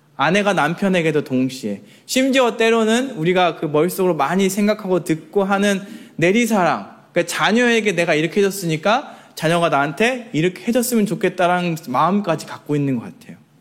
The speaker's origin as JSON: {"language": "Korean", "town": "Jeonju", "region": "North Jeolla", "country": "South Korea", "moved": "yes", "said": "제가 출신이 전주거든요."}